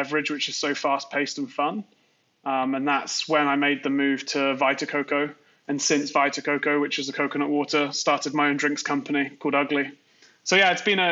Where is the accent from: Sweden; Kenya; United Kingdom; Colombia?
United Kingdom; Worcester, West Midlands; moved away as an adult; now in New York, United States; I grew up in the Midlands, a place called Worcester, where Worcestershire sauce is from